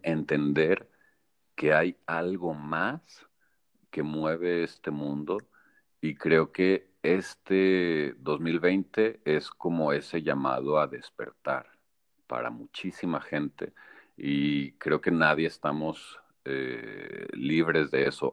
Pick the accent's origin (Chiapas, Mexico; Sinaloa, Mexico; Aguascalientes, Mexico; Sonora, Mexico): Aguascalientes, Mexico; moved away; also born or lived in Monterrey, Mexico / Toronto, Canada; Yo soy orgullosamente aguascalentense, hidrocálido.